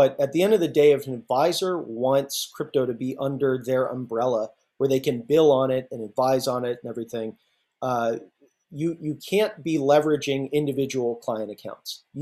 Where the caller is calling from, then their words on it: Oakland, California, United States; I'm out here in the uh, lovely San Francisco Bay, in the, the hills of Oakland, actually.